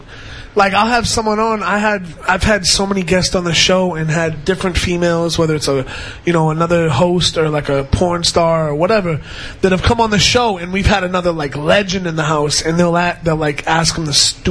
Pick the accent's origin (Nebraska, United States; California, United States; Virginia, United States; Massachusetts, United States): Massachusetts, United States; Lawrence; moved away as an adult; also born or lived in Boston / New Hampshire; now in New York, United States; I'm from the Boston area. I lived in Boston for about 5 years. I lived, grew up in Lawrence, which is half an hour north, and I went to high school in New Hampshire. But I lived in New York now for 8 years, so I'm pretty much a New Yorker.